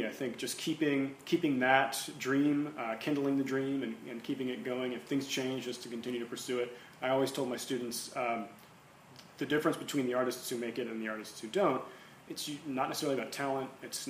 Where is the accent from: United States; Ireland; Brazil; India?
United States; Oklahoma; moved away as an adult; also born or lived in New York City; growing up in Oklahoma